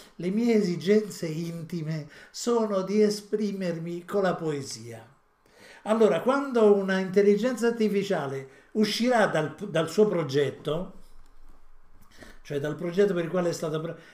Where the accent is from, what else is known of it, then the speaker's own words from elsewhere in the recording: Italy; siamo nati in Italia